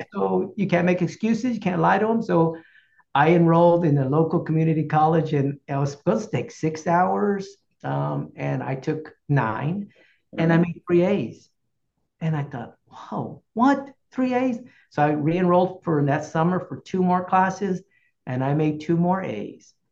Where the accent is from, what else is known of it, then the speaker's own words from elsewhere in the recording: Corpus Christi, Texas, United States; also born or lived in San Antonio, Texas; from Corpus Christi is my hometown.